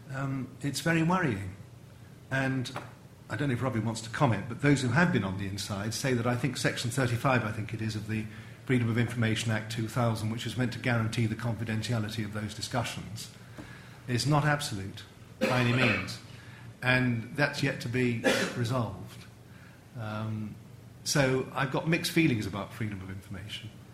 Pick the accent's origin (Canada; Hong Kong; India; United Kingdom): United Kingdom; England; an Englishman brought up in the 50s